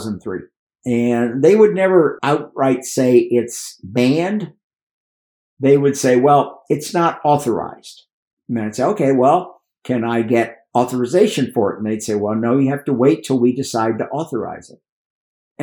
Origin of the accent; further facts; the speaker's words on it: Miami, Florida, United States; also born or lived in Cuba; now in Wyoming, United States; I was born in Miami. Parents are from Cuba